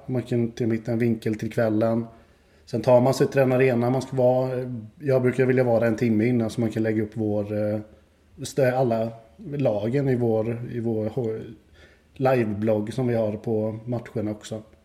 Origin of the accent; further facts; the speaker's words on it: Växjö, Kronoberg County, Sweden; now in Kalmar, Sweden; jag är från Växjö från början